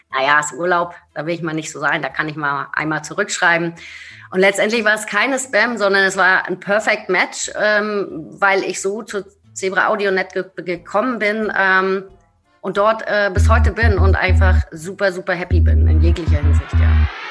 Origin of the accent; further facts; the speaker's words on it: Rostock, Mecklenburg-Vorpommern, Germany; moved away as an adult; now in Berlin, Germany; ich bin gebürtige Rostockerin, äh, total glücklich dort gewesen und ähm, habe meine Heimat auch wirklich nur schweren Herzens verlassen